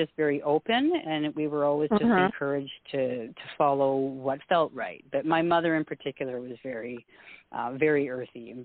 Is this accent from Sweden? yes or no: no; Canada; also born or lived in Alberta; We're a Scottish family. I'm first generation Canadian